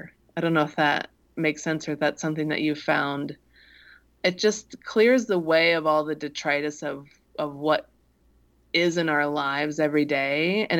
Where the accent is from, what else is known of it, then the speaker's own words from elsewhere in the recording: Midwest, United States; things that seem strange and alien to me because I grew up in the Midwest.